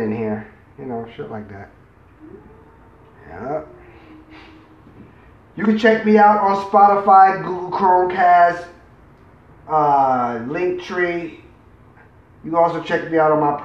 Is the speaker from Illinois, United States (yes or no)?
no; New York City, New York, United States; now in Michigan, United States; I'm from New York City, but I live in Michigan